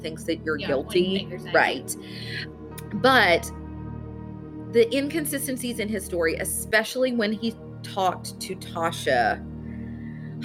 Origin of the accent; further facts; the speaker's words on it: Carter County / Greenup County, Kentucky, United States; if people said, where did you grow up? I don't say Grayson or Greenup. I don't say the cities. I say Carter County or Greenup